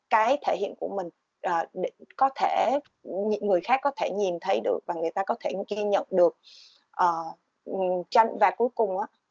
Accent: Vietnam; moved away

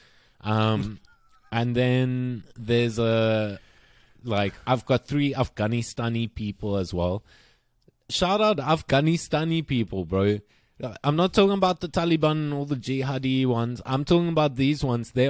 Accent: South Africa; growing up in South Africa

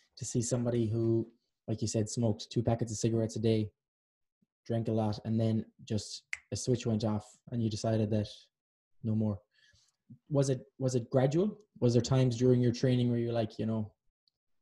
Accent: Ireland; now in Vancouver, Canada; I'm Irish

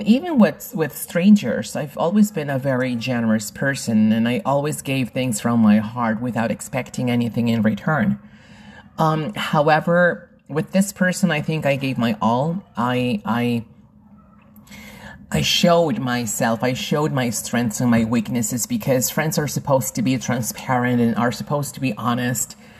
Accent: Lima, Peru; I am originally from Lima, Peru, in South America, and I teach people around the world.

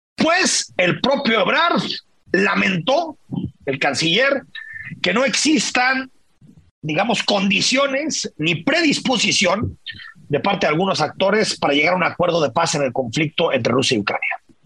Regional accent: Mexico; somos los mexicanos

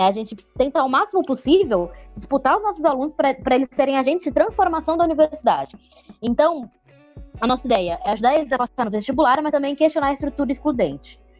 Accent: Santos, São Paulo, Brazil; moved away as an adult; now in São Paulo, Brazil; Eu sou de Santos, sou natural de lá. Vim para São Paulo

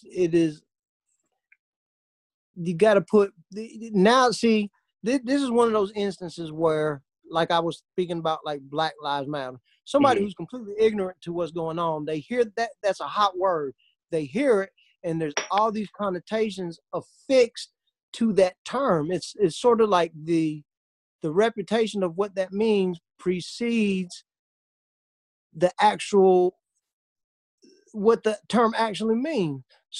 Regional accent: Wisconsin, United States; white privilege, I'm from Wisconsin. We're all white.

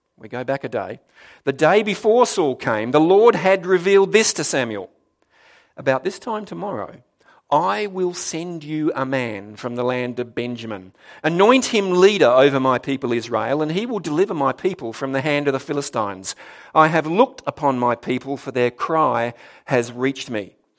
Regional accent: Darwin, Northern Territory, Australia; moved away; also born or lived in South Australia; I was born in Darwin, actually, so it was kind of back home to me

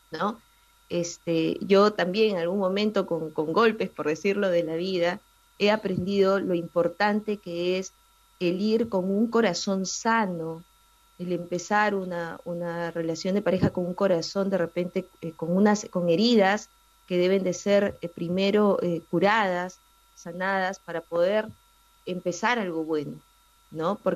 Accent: Lima, Peru; yo soy eh

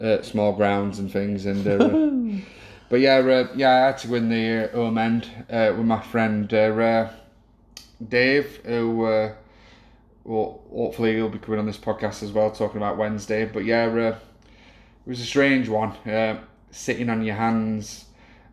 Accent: Rotherham, Yorkshire and the Humber, United Kingdom; I'm originally from Rotherham

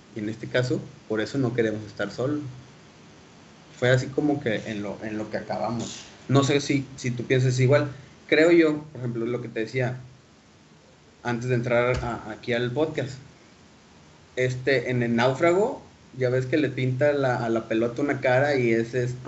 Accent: Mexico; como sociedad mexicana, le vivimos arropados con nuestros papás

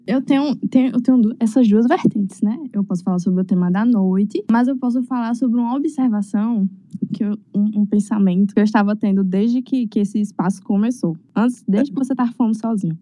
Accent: Paulo Afonso, Bahia, Brazil; Eu sou de Paulo Afonso

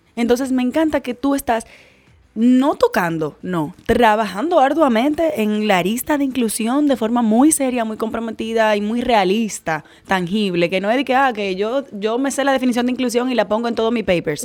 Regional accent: Dominican Republic; como ciudadana dominicana

